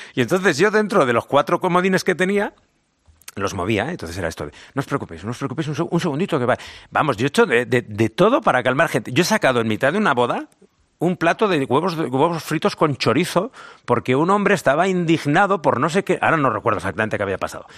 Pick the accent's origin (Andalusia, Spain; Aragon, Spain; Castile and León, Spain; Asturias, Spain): Aragon, Spain; Zaragoza; accent: Zaragoza; soy de Zaragoza, me siento muy orgulloso de ser aragonés y el acento